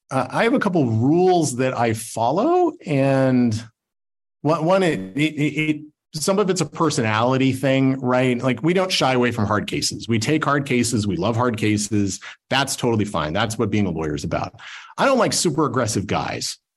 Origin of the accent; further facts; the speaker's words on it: Salt Lake City, Utah, United States; But I'm from Salt Lake, so we got to do you know we got to do different things out here.